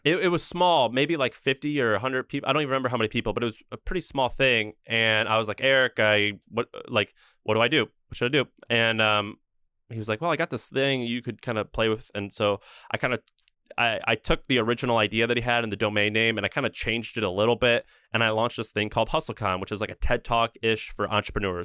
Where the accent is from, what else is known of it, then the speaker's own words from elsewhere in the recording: St. Louis, Missouri, United States; moved away as an adult; also born or lived in Nashville, Tennessee; I grew up in Saint Louis, Missouri